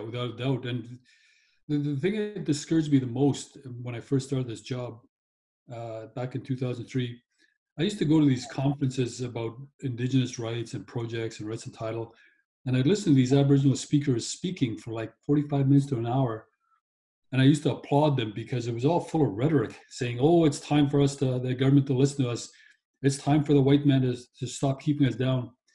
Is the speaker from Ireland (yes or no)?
no; Kitamaat Village, British Columbia, Canada; I'm born and raised on Kitimat Village Reserve on the west coast of British Columbia